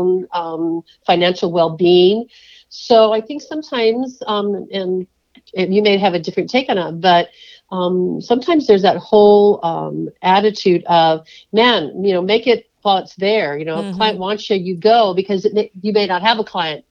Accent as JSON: {"language": "English", "region": "California", "country": "United States", "tie": "born or raised there", "said": "I grew up in California"}